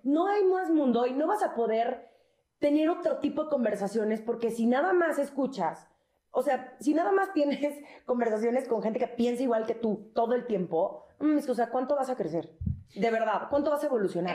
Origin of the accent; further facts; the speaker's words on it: Mexico City, Mexico; nosotros somos los chilangos